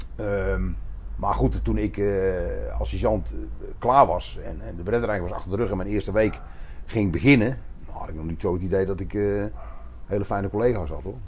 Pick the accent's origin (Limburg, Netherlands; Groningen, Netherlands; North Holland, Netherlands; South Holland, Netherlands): North Holland, Netherlands; Hilversum; moved away as an adult; also born or lived in Roosendaal; now in Nispen, Netherlands; ik ben opgegroeid in Hilversum, aan de rand van de hei.